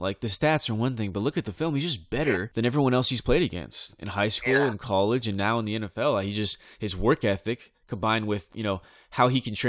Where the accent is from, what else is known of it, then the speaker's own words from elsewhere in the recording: Bakersfield, California, United States; Leonard Williams is from my hometown too, Bakersfield, California.